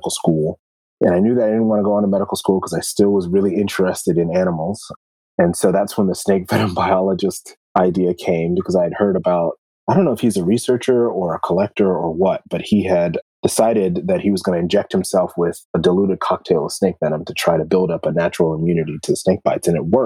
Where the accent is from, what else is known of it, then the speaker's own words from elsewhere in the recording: Columbia, Maryland, United States; I grew up in Columbia, Maryland, which is a planned community.